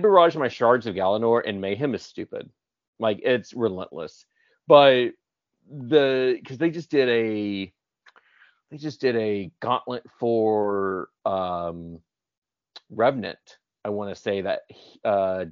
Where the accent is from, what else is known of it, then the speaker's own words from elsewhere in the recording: Atlanta, Georgia, United States; moved away; I'm from Atlanta